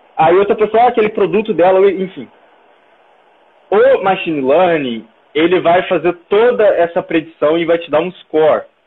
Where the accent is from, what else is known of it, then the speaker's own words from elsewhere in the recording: Brazil; nós como brasileiros